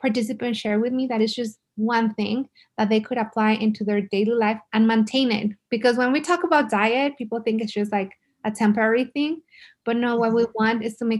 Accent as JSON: {"language": "English", "town": "El Paso", "region": "Texas", "country": "United States", "said": "I'm from El Paso. I love El Paso"}